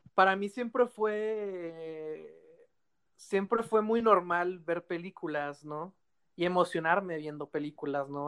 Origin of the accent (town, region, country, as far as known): Mexico